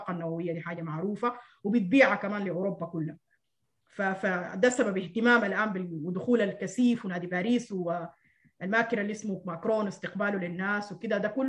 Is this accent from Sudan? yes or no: yes; Sudan; هل ما من حقنا كسودانيين آه، يعني نفرح بانه قالوا حيعفوا ديوننا